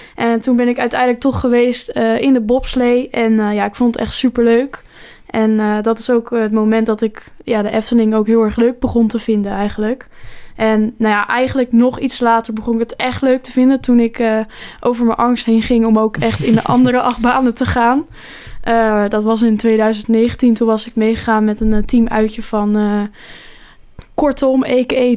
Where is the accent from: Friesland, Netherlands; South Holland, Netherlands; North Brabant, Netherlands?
South Holland, Netherlands; Rotterdam; wij komen uit Rotterdam